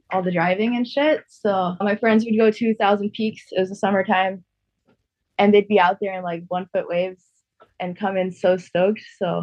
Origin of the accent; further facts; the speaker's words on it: Maui, Hawaii, United States; I was born in Maui